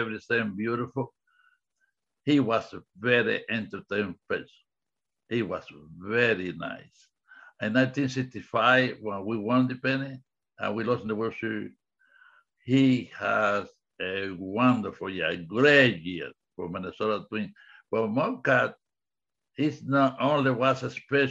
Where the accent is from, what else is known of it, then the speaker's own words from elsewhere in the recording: Cuba; English is a second language; moved away; In the 50s, I grew up in Cuba.